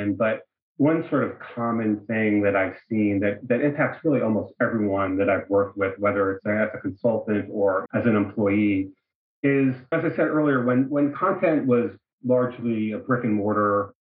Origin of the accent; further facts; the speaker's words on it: New York, United States; moved away as an adult; also born or lived in Bay Area; now in Los Angeles, United States; I'm originally from New York